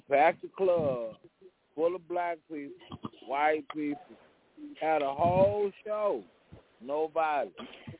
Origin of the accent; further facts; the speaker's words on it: Wagoner, Oklahoma, United States; I grew up in Wagner, so you know what I'm saying? I'm from